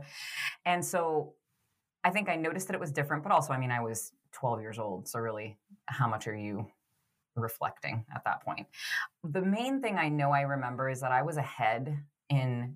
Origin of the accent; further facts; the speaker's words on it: Boston, Massachusetts, United States; moved away as an adult; also born or lived in Florida; I grew up in Boston, which is where Laura